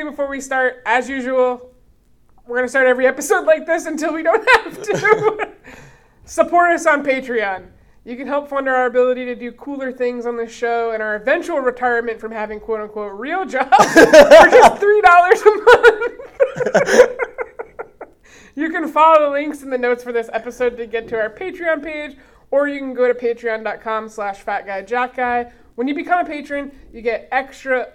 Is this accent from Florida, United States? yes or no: yes; South Florida, United States; I'm from South Florida, which could arguably be considered Grift City, USA